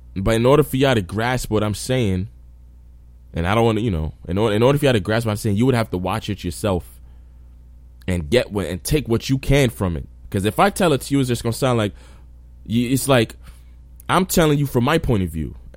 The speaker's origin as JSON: {"language": "English", "region": "New York", "country": "United States", "said": "I'm from New York"}